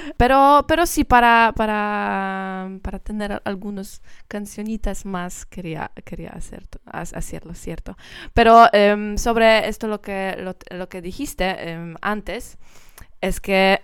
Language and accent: Spanish; Poland; Spanish is a second language; soy, soy polaca